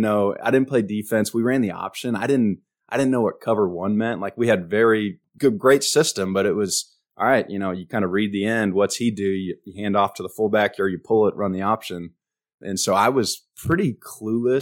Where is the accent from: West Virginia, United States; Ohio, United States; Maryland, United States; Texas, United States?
Texas, United States; Richmond; moved away; also born or lived in Omaha, Nebraska; I was born in Omaha, Nebraska, but then my dad was in the F B I, and he got transferred down here 'cause he had, he kinda put in for transfer. He wanted to do something a little different, go to a big city. And so we moved down here for about eight years, started playing football in second grade, lived in Richmond, Texas